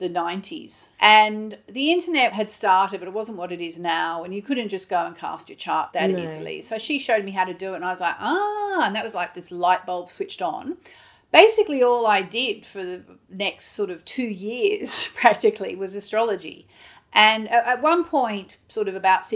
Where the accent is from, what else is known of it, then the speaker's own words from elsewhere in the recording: Hobart, Tasmania, Australia; now in London, United Kingdom; growing up in Hobart, Tasmania, in Australia